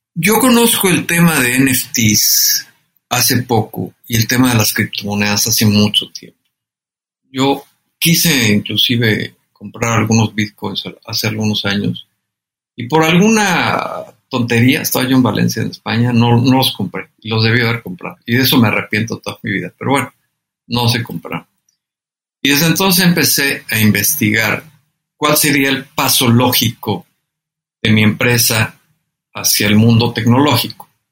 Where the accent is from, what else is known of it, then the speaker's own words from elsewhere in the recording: Mexico; es un orgullo pertenecer a esa gran patria, a esa gran nación y ser mexicano